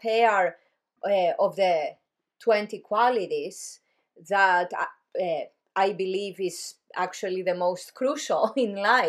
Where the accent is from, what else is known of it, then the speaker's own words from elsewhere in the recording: Greece; moved away; Because I grew up in Greece.